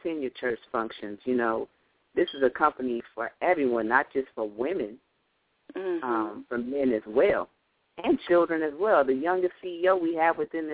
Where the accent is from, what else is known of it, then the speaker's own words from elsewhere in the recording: Lansing, Michigan, United States; I'm from Lansing, Michigan. I stay in Michigan